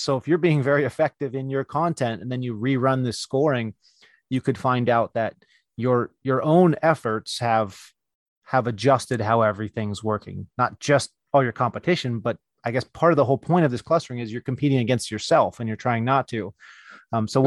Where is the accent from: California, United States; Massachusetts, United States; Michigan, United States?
California, United States; in my hometown, uh, and that's California